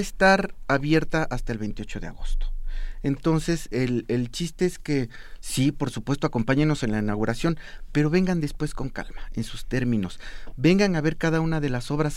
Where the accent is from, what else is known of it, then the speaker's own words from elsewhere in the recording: Mexico; yo soy mexicano, mi abuela era zapoteca y vivo en el siglo XXI